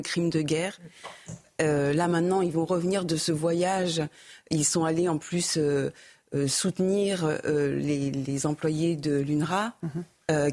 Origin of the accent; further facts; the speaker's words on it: France; nous, en tant que Français